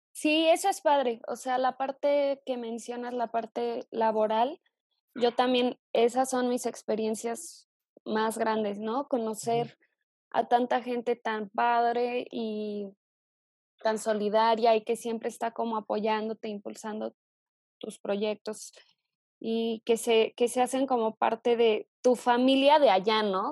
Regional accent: Morelia, Michoacán, Mexico; moved away as an adult; also born or lived in Zitácuaro, Michoacán / Mexico City; yo nací en Zitácuaro, Michoacán, y me mudé muy chava a Morelia, que es la capital de, de acá del estado. Entonces, crecí

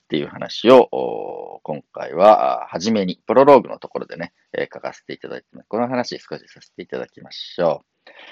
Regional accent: Kii Peninsula, Kumano region, Japan; moved away; 僕のあの出身地、紀伊半島、熊野地方にある

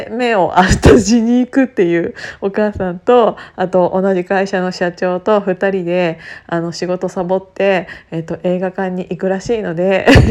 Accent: Gunma, Japan; 私あの群馬県出身

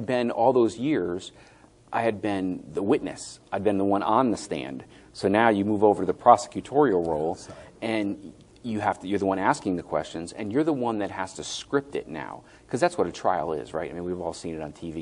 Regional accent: Connecticut, United States; moved away; also born or lived in Boston; I'm from Connecticut where, Connecticut's like a rectangle with a tail

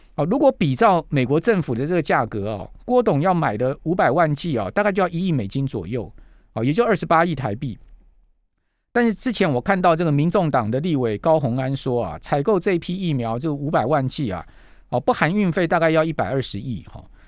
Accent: Taiwan; 真的要让我们台湾人早日恢复正常的生活

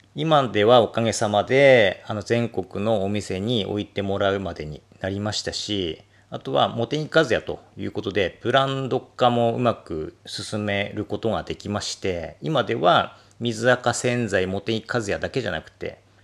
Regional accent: Akita, Japan; 私は、えー、秋田生まれ、秋田育ち、今もこの配信を秋田からお届けしておりますが

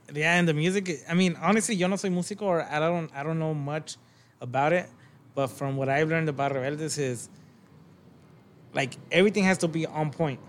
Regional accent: Long Beach, California, United States; I'm from Long Beach

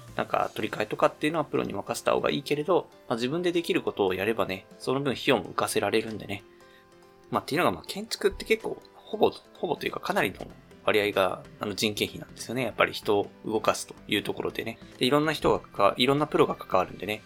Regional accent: Ishikawa, Japan; now in Chiba, Japan; 石川出身だったりするので、まあ、結構今、千葉、千葉でもまあ結構落ち着いてはいるんですけど

